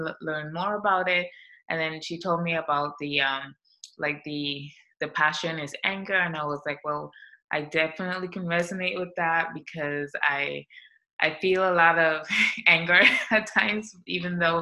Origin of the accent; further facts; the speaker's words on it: St. Vincent & Grenadines; moved away as an adult; now in United States; I'm from the Caribbean. I'm from St. Vincent and the Grenadines. It's a small island in the South Caribbean, and I came to the U.S. when I was 19.